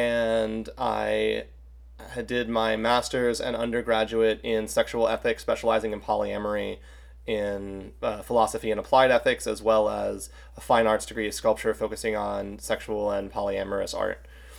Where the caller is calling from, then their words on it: Charlotte, North Carolina, United States; I am joining from Charlotte, North Carolina in the United States.